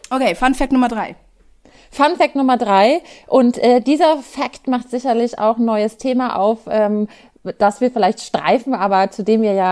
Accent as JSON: {"language": "German", "country": "Germany", "tie": "born or raised there", "said": "Natürlich bin ich in Deutschland aufgewachsen und christlich sozialisiert durch Feiertage"}